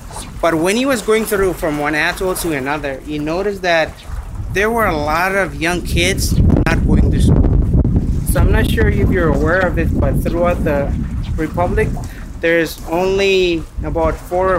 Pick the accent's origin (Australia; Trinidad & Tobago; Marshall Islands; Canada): Marshall Islands; Jaluit; So for example, I grew up in Jaluit, and in that atoll, there's a high school, boarding high school, and then it caters to about 6 or 7 other islands.